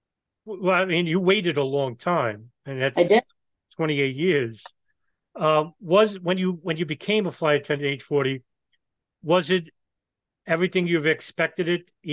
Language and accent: English; New York City, New York, United States; I'm from Brooklyn, New York.